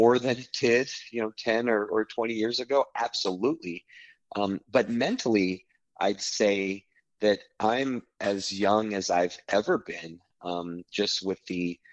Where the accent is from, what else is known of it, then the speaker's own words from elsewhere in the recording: Los Angeles, California, United States; moved away as an adult; now in Houston, United States; I've lived in Houston area for 13 years, but I'm originally from Los Angeles, from Southern California, and lived there for, you know, a big chunk of my life